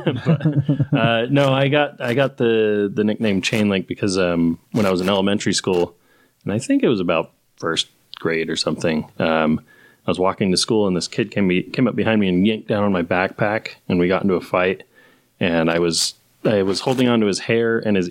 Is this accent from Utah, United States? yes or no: yes; West Valley City, Utah, United States; also born or lived in Grand Junction, Colorado; moved here when I was little. I still have family in Colorado, but grew up out in West Valley